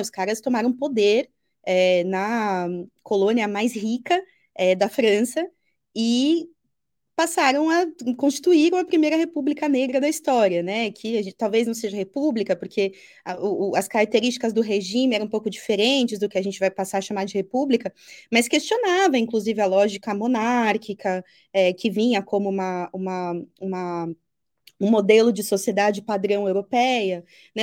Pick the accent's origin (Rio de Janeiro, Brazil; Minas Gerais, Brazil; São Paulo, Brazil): São Paulo, Brazil; Eu cresci no Braz, ali na entre o Parque Dom Pedro e Belenzinho